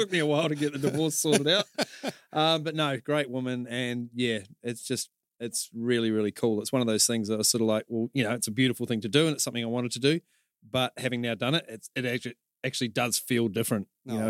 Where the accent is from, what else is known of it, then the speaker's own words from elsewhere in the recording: New Zealand; and now, yeah, there's people I've known for years don't realise I'm a Kiwi. And then other people go, oh, your accent's so strong.